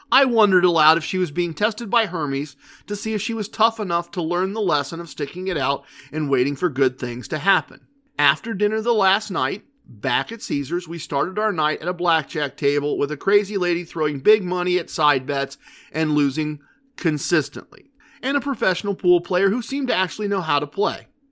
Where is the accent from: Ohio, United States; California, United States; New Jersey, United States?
Ohio, United States; We're from Ohio.